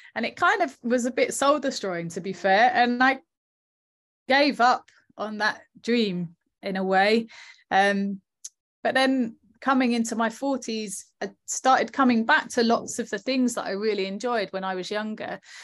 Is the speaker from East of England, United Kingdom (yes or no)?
yes; Southend-on-Sea, East of England, United Kingdom; we chose South End because it was my hometown